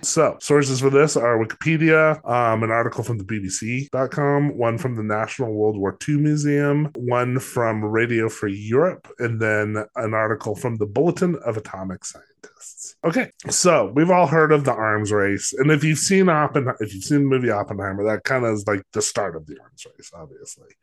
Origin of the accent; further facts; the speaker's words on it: Los Alamos, New Mexico, United States; I'm from Los Alamos